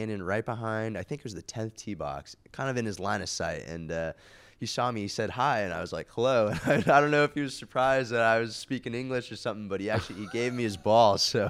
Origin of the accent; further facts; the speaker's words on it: New York, United States; also born or lived in California / Beijing, China; So I was born in California and lived there till I was about 8, but then we moved around. We lived in Beijing, actually, for about 5-6 years, yeah, and then ended up in Westchester, New York for the rest of my childhood.